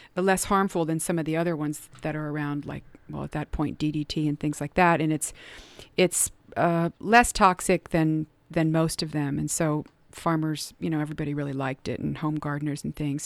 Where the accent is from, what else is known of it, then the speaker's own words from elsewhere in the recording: Cincinnati, Ohio, United States; I grew up in Cincinnati